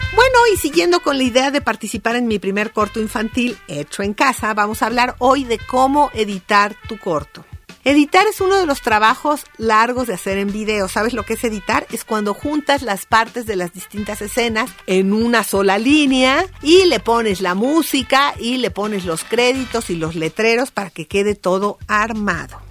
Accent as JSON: {"language": "Spanish", "country": "Mexico", "said": "En México, como ya dijimos, hablamos 69 idiomas"}